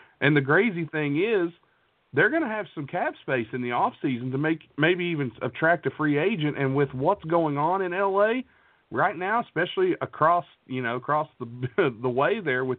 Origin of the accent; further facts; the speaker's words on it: East Coast, United States; And I'm, you know, I'm from the East Coast, so I'll be honest, I don't get to watch as many Clipper games.